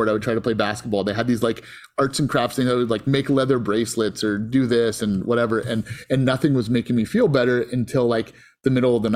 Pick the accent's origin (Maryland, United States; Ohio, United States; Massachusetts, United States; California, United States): California, United States; Antioch; I grew up in Antioch, California